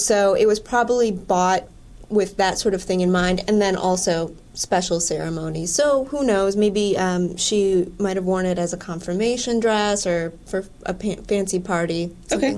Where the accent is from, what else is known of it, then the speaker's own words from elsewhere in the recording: Wisconsin, United States; moved away; I'm originally from Wisconsin